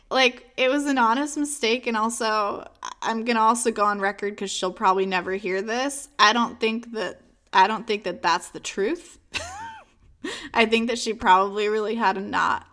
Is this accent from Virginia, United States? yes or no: yes; Virginia, United States; I grew up in Virginia